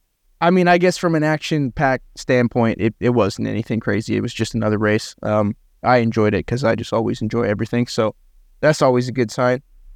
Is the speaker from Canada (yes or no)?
yes; Canada; I didn't know that because I'm Canadian and have no geographical knowledge of the United States of America.